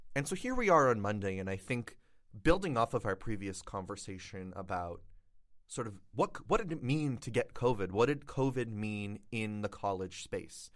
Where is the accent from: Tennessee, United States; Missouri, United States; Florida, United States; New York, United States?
Florida, United States; moved away; I'm from Florida